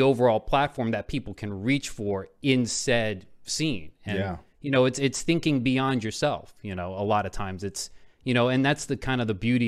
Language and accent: English; Miami, Florida, United States; now in New York, United States; Mom was born in Puerto Rico, but she grew up in New York, but I grew up in Miami